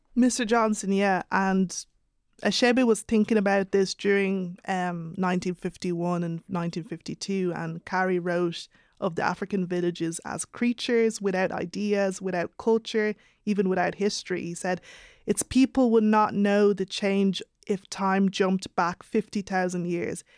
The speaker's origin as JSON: {"language": "English", "country": "Ireland", "tie": "born or raised there"}